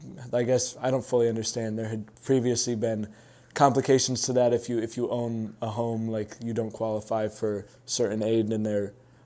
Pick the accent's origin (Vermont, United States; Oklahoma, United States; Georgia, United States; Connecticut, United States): Vermont, United States; we're from Vermont.